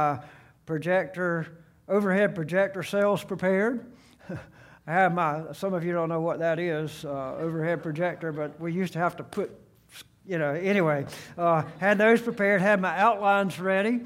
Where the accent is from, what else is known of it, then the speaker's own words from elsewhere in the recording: Gulf Coast, United States; I grew up on the Gulf Coast, and so I had seen scores and scores of storms come.